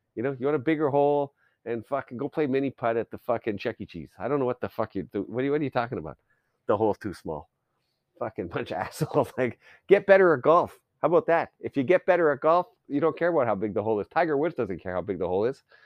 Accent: Canada; I grew up in Canada

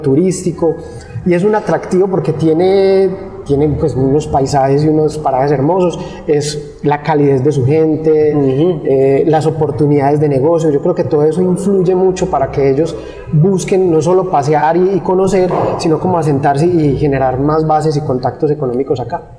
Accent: La Unión, Antioquia, Colombia; also born or lived in Medellín; inicialmente yo había vivido muchos años en, pues, aquí en el Oriente, más exactamente en el municipio de La Unión. De allí culminé mis estudios y me fui a vivir a Medellín, mis estudios de colegio

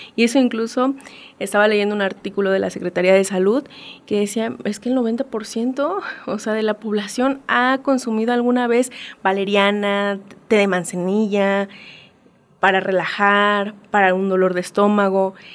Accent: Mexico; como mexicanos, eh, como latinoamericanos

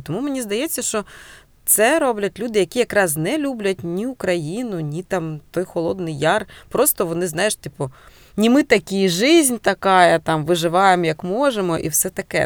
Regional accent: Cherkasy, Cherkasy Oblast, Ukraine; now in Heronymivka, Ukraine; я народилася в Черкасах

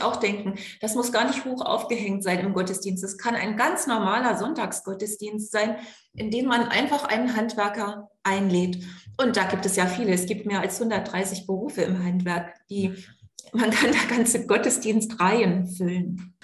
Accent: East Frisia, Lower Saxony, Germany; Ich bin in Ostfriesland geboren und aufgewachsen

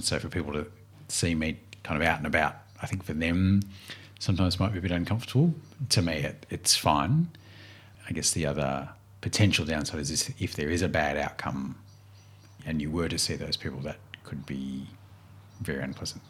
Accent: Albury, New South Wales, Australia; also born or lived in Melbourne, Australia; now in Warrigal, Australia; I was born in Melbourne, but grew up really in Albury, so a large country town

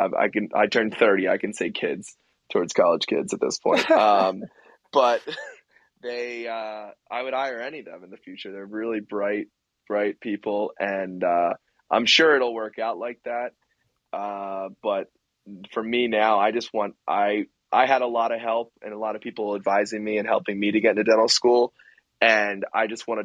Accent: suburbs west of Philadelphia, Pennsylvania, United States; it's in my hometown

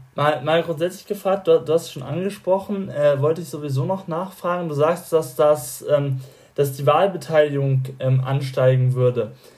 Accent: Bavaria, Germany; mich als gebürtigen Bayer

